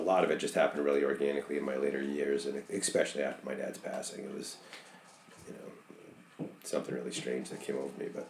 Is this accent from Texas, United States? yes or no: no; Lewiston, Maine, United States; I grew up and born in Lewiston, Maine. Stayed there long enough to go through the school systems and go to school, and I don't think it was much more than a couple weeks after I graduated I left and never returned.